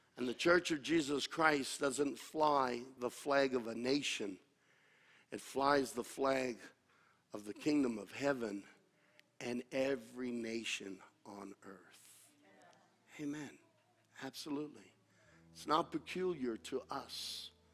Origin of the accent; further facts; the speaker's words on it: United States; I'm an American. And I'm proud to be an American